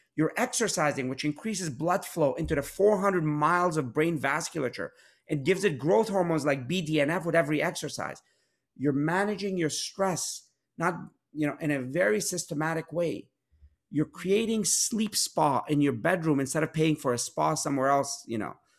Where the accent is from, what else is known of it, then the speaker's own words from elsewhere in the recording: Pittsburgh, Pennsylvania, United States; I grew up in Pittsburgh